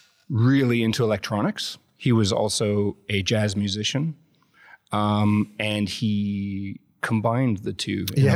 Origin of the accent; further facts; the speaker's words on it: Vancouver, British Columbia, Canada; In Vancouver, Canada.